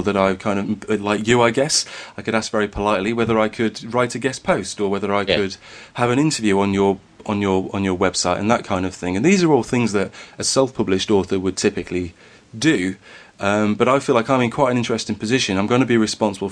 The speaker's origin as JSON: {"language": "English", "area": "Derbyshire", "region": "East Midlands", "country": "United Kingdom", "accent": "slightly Derbyshire", "said": "just a northern lad with a slightly Derbyshire accent"}